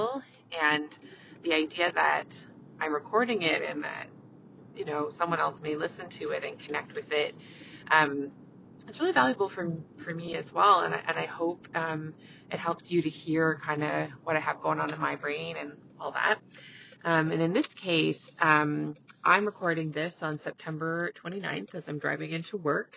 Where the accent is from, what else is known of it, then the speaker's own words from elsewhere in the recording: Canada; I'm a Canadian family physician